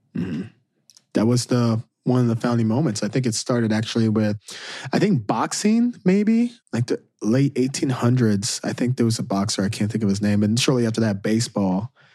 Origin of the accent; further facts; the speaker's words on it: Southern Illinois, United States; moved away as an adult; also born or lived in Saint Louis; me growing up in Southern Illinois